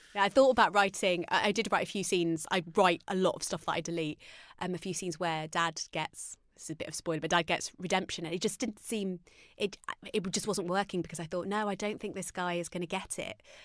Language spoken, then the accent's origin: English; Arnold, East Midlands, United Kingdom; I grew up in Arnold Nottingham.